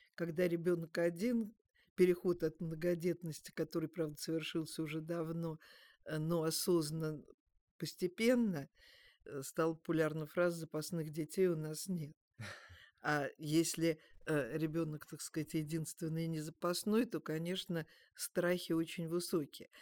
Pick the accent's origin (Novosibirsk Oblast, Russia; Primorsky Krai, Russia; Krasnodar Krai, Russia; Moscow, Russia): Moscow, Russia; меня, как коренную москвичку